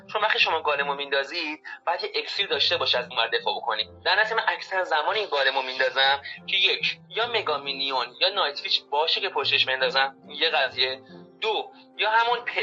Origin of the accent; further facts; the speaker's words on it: Tehran, Tehran Province, Iran; متولد تهرانم تهران زندگی میکنم